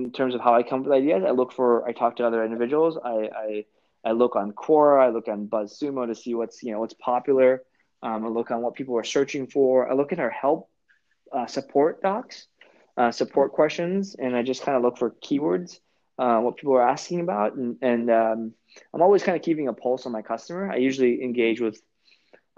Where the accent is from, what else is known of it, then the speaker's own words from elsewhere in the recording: Orange County, California, United States; I'm from Orange County too